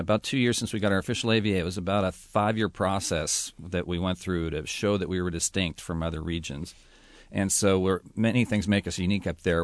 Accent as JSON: {"language": "English", "area": "the Palouse", "region": "Washington", "country": "United States", "tie": "born or raised there", "also_born_or_lived": "California / Napa Valley, California", "said": "Growing up in the Palouse"}